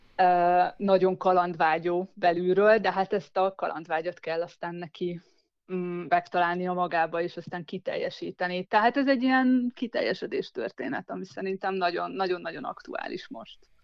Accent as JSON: {"language": "Hungarian", "town": "Szeged", "region": "Csongrád-Csanád", "country": "Hungary", "also_born_or_lived": "Zugló, Budapest", "moved": "yes", "lives_now": "Budapest, Hungary", "said": "nem, nem itt születtem, én Szegedről származom"}